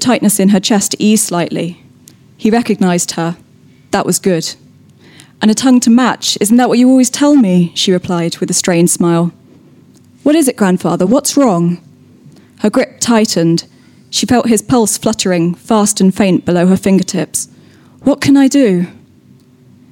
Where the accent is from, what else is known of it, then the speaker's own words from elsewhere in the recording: North Somerset, South West England, United Kingdom; I'm from North Somerset